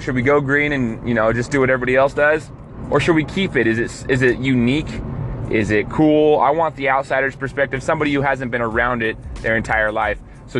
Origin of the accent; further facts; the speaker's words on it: Boise, Idaho, United States; I am from Boise, meaning, yes, my entire life, born and raised in Boise, Idaho. I've been going to Boise State University football games, and I went to school there, graduated from Boise State